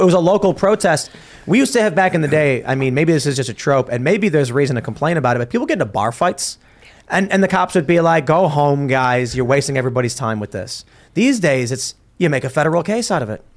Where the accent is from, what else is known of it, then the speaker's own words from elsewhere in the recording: Chicago, Illinois, United States; I grew up in Chicago very liberal